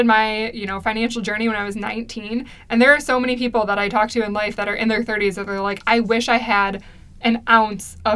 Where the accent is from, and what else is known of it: United States